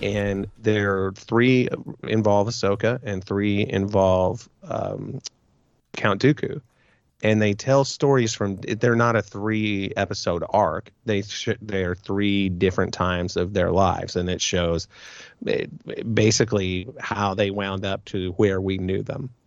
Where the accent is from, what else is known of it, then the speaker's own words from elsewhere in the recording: Midwest, United States; I'm from the Midwest